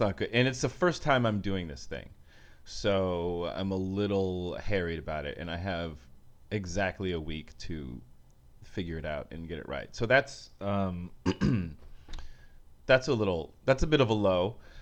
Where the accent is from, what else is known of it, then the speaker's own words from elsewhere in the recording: Bay Area, California, United States; moved away as an adult; also born or lived in San Francisco / New York; now in Los Angeles, United States; I'm from the Bay Area.